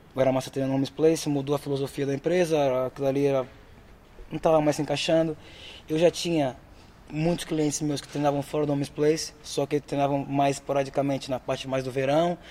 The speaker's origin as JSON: {"language": "Portuguese", "country": "Brazil", "also_born_or_lived": "Aveiro, Portugal", "moved": "as an adult", "lives_now": "Portugal", "said": "eu saí do Brasil"}